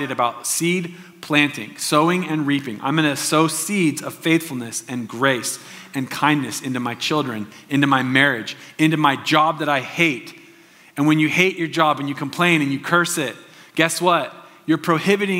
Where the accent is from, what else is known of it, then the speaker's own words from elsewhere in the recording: Southern Oregon, United States; I grew up in Southern Oregon